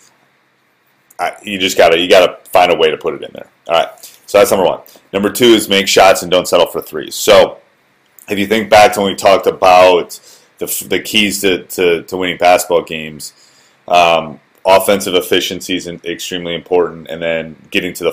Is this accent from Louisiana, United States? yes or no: no; Wisconsin, United States; I grew up in Wisconsin.